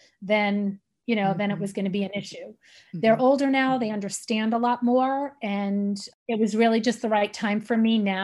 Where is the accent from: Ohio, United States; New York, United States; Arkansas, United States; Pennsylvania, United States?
New York, United States; we grew up together in New York